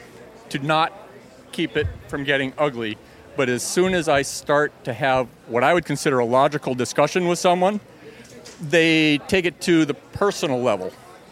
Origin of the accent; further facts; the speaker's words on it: Madison, Wisconsin, United States; I'm from Madison, Wisconsin.